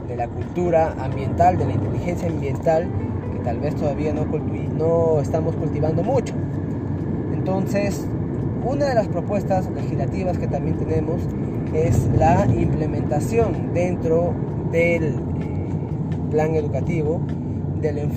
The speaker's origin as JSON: {"language": "Spanish", "town": "Chiclayo", "region": "Lambayeque", "country": "Peru", "tie": "born or raised there", "said": "yo nací en Chiclayo. O sea, yo amo esta tierra"}